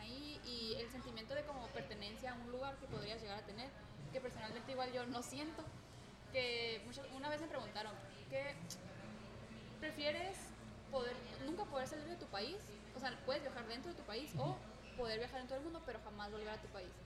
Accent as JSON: {"language": "Spanish", "country": "Mexico", "said": "soy mexicana"}